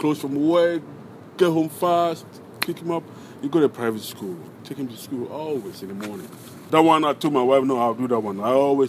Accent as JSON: {"language": "English", "country": "Ghana", "moved": "yes", "lives_now": "Maryland, United States", "said": "I'm a Ghanaian."}